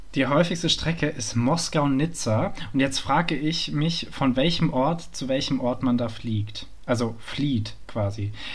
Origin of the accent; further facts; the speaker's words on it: Frankfurt am Main, Hesse, Germany; moved away; ich bin Frankfurter